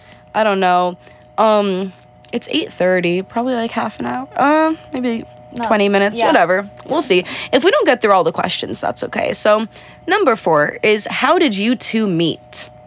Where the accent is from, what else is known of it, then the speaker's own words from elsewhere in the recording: Connecticut, United States; I'm from Connecticut.